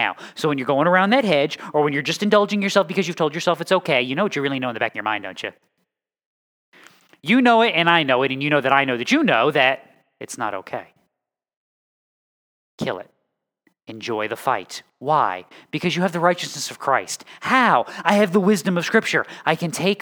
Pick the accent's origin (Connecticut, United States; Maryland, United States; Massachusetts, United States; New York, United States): Connecticut, United States; moved away; also born or lived in North Carolina; I am from Connecticut, and then I lived for 10 years, give or take, in Connecticut, and then 25 years, give or take, in North Carolina